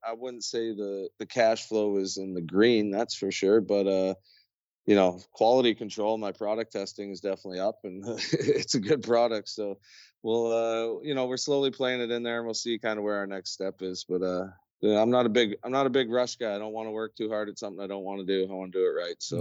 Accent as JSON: {"language": "English", "area": "near Barrie", "region": "Ontario", "country": "Canada", "tie": "born or raised there", "said": "we moved back home to my hometown, menacing, uh, well, just outside of Barrie, Ontario"}